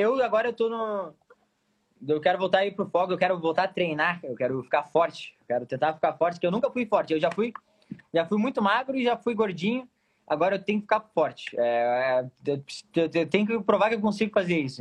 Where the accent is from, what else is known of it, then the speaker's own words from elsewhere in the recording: Pelotas, Rio Grande do Sul, Brazil; sou pelotense, sou pelotense